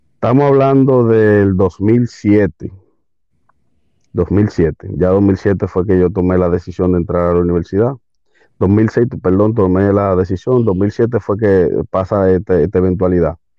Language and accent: Spanish; Santo Domingo, Distrito Nacional, Dominican Republic; aquí, Santo Domingo, eh, República Dominicana, en el Distrito Nacional exactamente, sí, soy capitaleño en un buen decir.